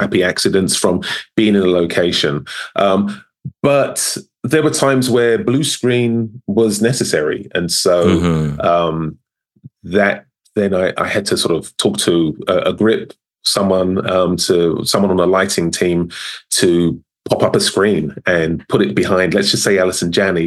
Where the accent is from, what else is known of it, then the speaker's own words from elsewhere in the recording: London, United Kingdom; moved away; born and raised in London, South London